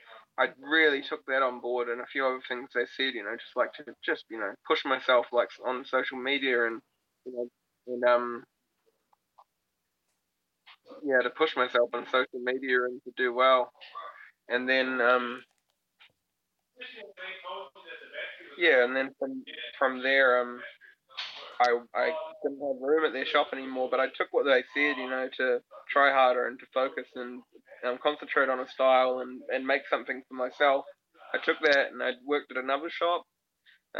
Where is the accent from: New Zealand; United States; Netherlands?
New Zealand; I'm from New Zealand